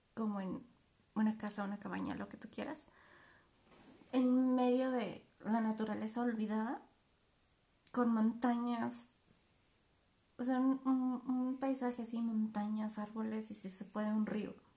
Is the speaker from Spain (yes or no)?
no; Mexico; nosotros somos mexicanas, otra cultura, otra idea